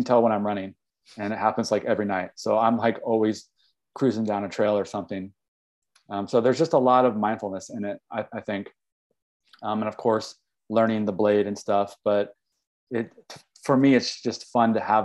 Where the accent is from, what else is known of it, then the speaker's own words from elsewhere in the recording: Kansas City, Missouri, United States; moved away as an adult; also born or lived in Humboldt County, California / East Coast; now in Mendocino, United States; I grew up in Kansas City, Missouri. I lived there for 30 years.